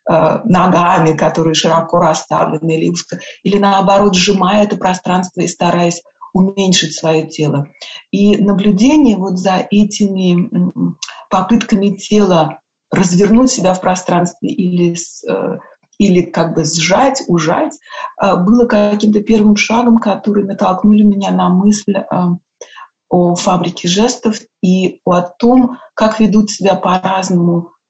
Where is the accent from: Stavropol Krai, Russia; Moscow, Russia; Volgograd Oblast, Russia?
Moscow, Russia; moved away as an adult; also born or lived in Germany / United States; я уехала из России, из Москвы, что не совсем Россия, э, когда мне было 21 год, и переехала в Германию.